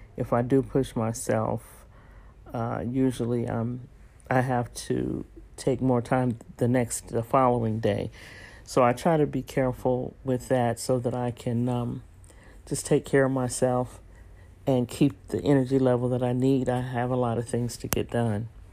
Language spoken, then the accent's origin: English; San Francisco, California, United States; moved away; also born or lived in Texas; raised in San Francisco and San Jose